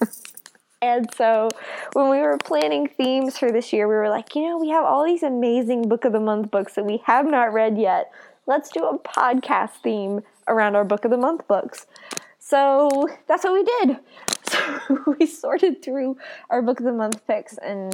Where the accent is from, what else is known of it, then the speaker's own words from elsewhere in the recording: Tennessee, United States; I come from Tennessee